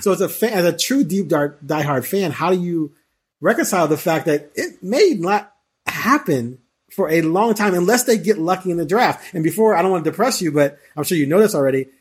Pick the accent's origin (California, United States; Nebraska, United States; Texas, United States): California, United States; Bay Area; also born or lived in Chicago; originally from Chicago, but I, I, I discovered, well, my parents moved when I was five to the Bay Area